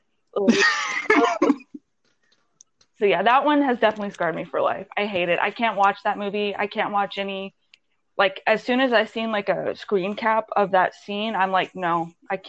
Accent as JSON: {"language": "English", "town": "Conroe", "region": "Texas", "country": "United States", "tie": "born or raised there", "moved": "as an adult", "lives_now": "Bigfoot, United States", "said": "it's like southwest of San Antonio, but it's like as far as my hometown Conroe is from Houston. Mm-hmm. So it's easier to say I'm in San Antonio."}